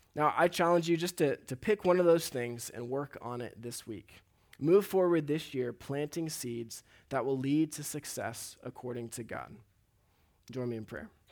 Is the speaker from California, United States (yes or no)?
yes; Huntington Beach, California, United States; So I grew up here in Huntington Beach, and a lot of my life has been around the ocean.